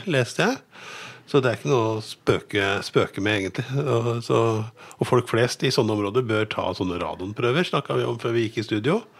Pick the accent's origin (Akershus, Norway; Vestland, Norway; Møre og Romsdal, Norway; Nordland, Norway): Akershus, Norway; Lillestrøm; now in Gjøvik, Norway; jeg kommer fra Lillestrøm